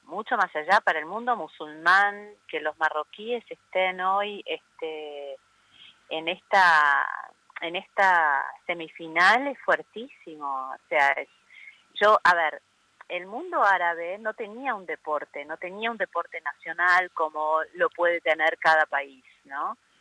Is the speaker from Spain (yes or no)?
no; Argentina; moved away